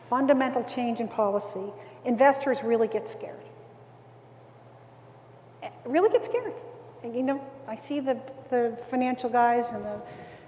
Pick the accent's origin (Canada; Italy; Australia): Canada; East Coast; I come from the East Coast, and so the fishery industry is so important to us